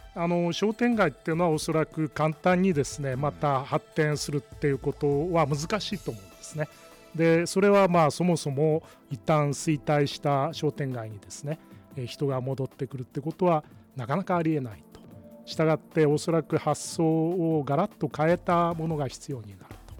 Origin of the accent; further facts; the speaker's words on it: Kurume, Fukuoka, Japan; moved away as an adult; 私はですねあの久留米福岡県の久留米で生まれて久留米でまあ育った人間でですね現在もその久留米に住んでいるという田舎者でございます